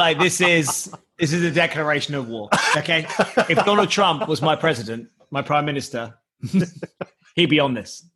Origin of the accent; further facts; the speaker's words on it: England, United Kingdom; I am English